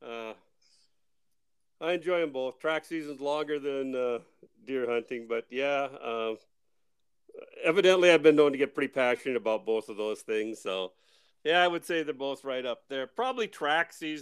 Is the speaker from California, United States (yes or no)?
no; Walhalla, North Dakota, United States; the Rendezvous region, which I grew up in, growing up in Wahala